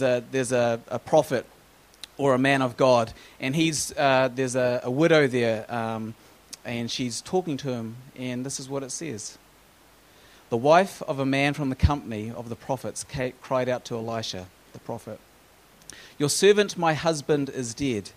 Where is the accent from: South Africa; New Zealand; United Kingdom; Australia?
New Zealand; moved away as an adult; also born or lived in United States; growing up in New Zealand with free maternity care.